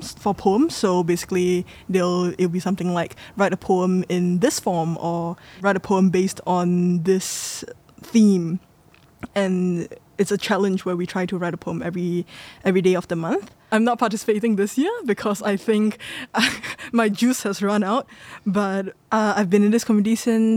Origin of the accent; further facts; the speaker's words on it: Singapore; I'm local Singaporean